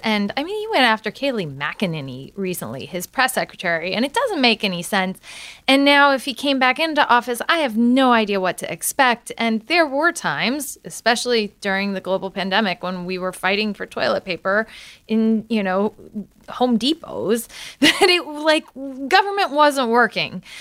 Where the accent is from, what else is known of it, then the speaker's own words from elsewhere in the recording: Galesburg, Illinois, United States; I'm from Galesburg, Illinois.